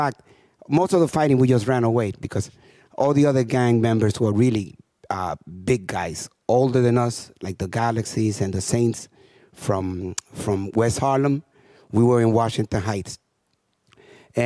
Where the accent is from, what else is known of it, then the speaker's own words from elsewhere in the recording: Santo Domingo, Dominican Republic; now in New York, United States; I was left in the Dominican Republic, and my mother came to New York in 1960. For the next 4 years, I didn't even realize that my mother was gone, because I lived with a lot of extended family in a poor community